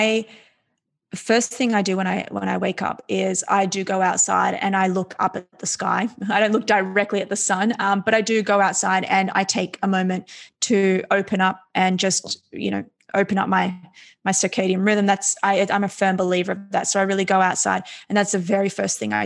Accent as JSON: {"language": "English", "country": "Australia", "tie": "born or raised there", "said": "I was born and raised in Australia to immigrant parents"}